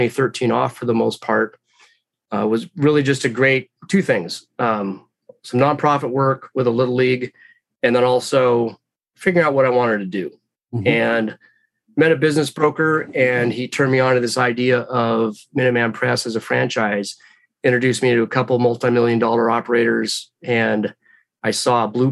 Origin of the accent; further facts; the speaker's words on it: Redmond, Washington, United States; a smaller one came open in my hometown.